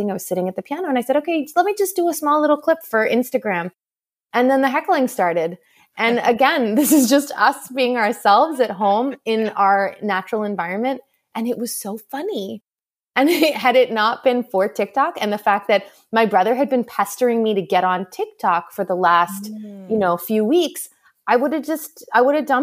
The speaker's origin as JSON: {"language": "English", "town": "Montreal", "region": "Quebec", "country": "Canada", "tie": "born or raised there", "moved": "as an adult", "lives_now": "Boston, United States", "said": "I grew up in Montreal. My family is all still there. And after I got married, we moved to Boston."}